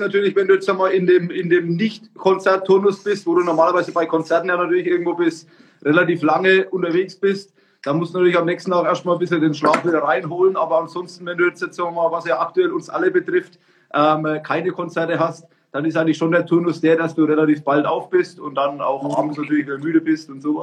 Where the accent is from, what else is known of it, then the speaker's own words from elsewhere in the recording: Franconia, Bavaria, Germany; wir sind ja aus Franken